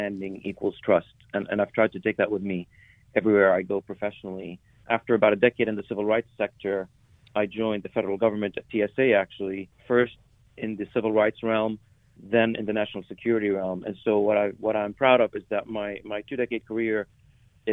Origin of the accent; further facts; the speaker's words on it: West Virginia, United States; also born or lived in Syria; I was born in Syria 45 years ago and grew up in small town West Virginia